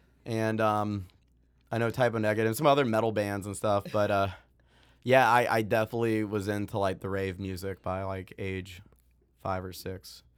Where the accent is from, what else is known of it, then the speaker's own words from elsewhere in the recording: Jacksonville, Florida, United States; born there; also born or lived in Georgia / Missouri / Maine; So I was born in Jacksonville, Florida. Spent very brief time there. I mean, I was just born there. That's where all my family's from. But we were actually living in Georgia. At the time. So I've lived in Florida, Georgia, Missouri.